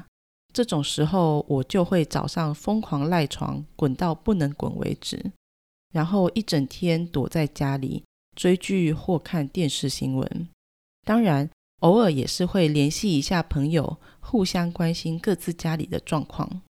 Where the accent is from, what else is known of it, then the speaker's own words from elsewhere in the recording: Taiwan; 身为台湾人，